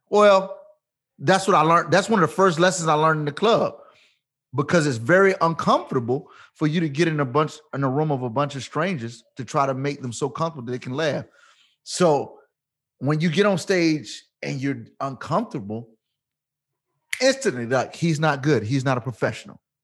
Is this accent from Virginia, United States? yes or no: yes; Portsmouth, Virginia, United States; I'm born and raised in Virginia